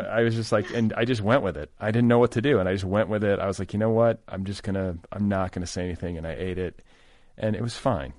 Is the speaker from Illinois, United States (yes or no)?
no; Milwaukee, Wisconsin, United States; I was born in Milwaukee